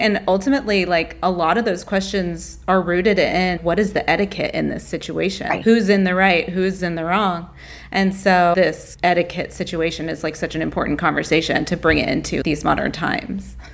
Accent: the South, United States; I grew up in the South

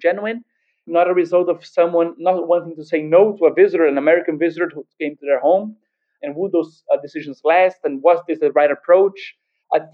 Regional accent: Brazil; born or raised there

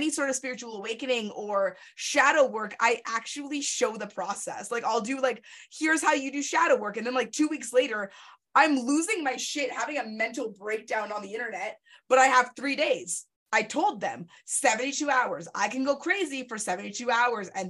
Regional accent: Canada

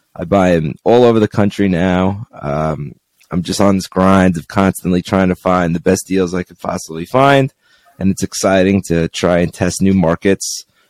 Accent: Long Island, New York, United States; moved away as an adult; now in Henderson, United States; I'm from Long Island, New York, and I moved to Henderson, Nevada about 11 years ago

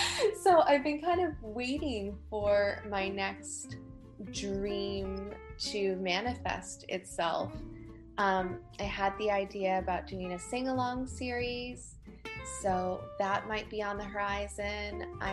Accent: Ashland, Virginia, United States; also born or lived in Tennessee / Maryland; So I was born in Tennessee, and then we moved to Maryland and hit a few different places in Maryland while we were there. And finally, we came to Virginia.

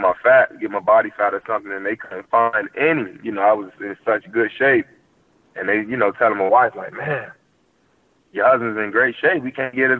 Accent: Miami, Florida, United States; I'm from Miami

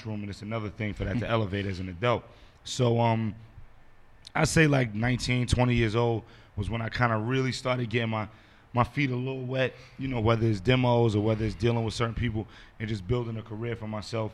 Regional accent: New York City, New York, United States; growing up in Brooklyn, you know, hip-hop, you couldn't get away from it in the 80s and 90s.

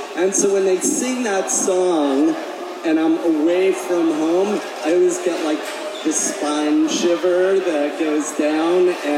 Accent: Colorado, United States; I'm from Colorado and I flew out here.

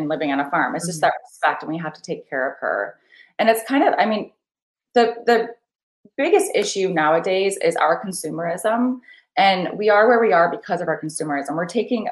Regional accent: Michigan, United States; I was raised on a farm in like the smallest town in Michigan, basically right here, one stoplight

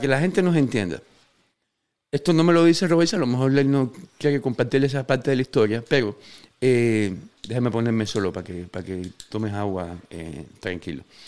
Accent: Cuba; los fans cubanos

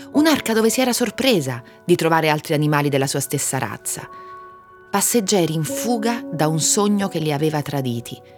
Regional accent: Campobasso, Molise, Italy; moved away as an adult; also born or lived in Perugia; now in Rome, Italy; Sono nata a Campobasso

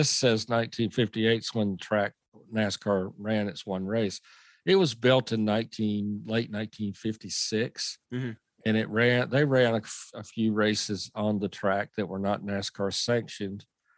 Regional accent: Southern, United States; accent: Southern; now in Salisbury, United States; my Southern accent

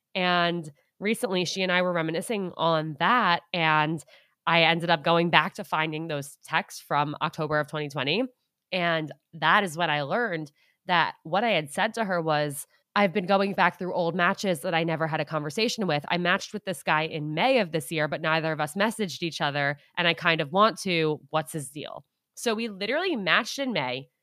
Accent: Westchester County, New York, United States; also born or lived in Syracuse, New York; now in New York City, United States; I grew up outside of New York City in Westchester County

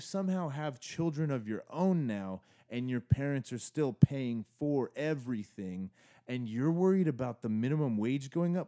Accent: Arizona, United States; I grew up in Arizona

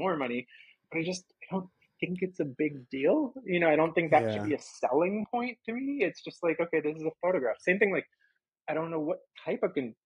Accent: New York, United States; also born or lived in Florida; now in Los Angeles, United States; I'm from New York.

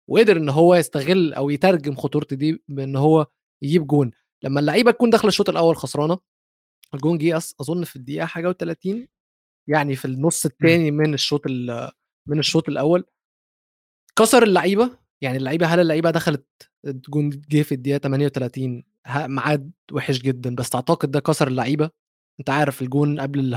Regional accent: Egypt

